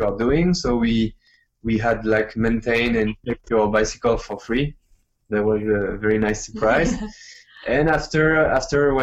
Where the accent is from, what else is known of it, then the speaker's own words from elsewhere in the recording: Vendée, Pays de la Loire, France; English is a second language; moved away as an adult; also born or lived in Taiwan; now in Vietnam; my hometown, in Vendée. It's in the west of France